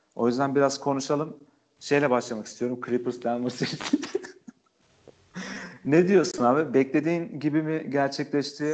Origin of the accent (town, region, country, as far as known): Trabzon, Turkey